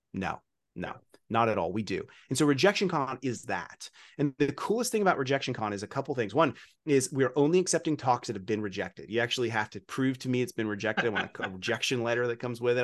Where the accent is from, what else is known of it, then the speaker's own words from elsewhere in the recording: Kentucky, United States; I'm from Kentucky